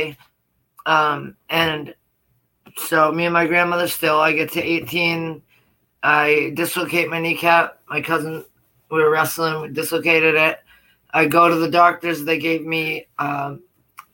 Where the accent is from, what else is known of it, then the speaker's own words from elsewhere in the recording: Portland, Maine, United States; also born or lived in Lewiston, Maine; I grew up in Portland, Maine with my grandmother